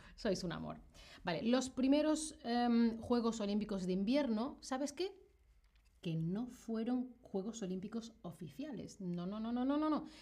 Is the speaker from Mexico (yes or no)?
no; Spain; que soy de Europa, que soy de España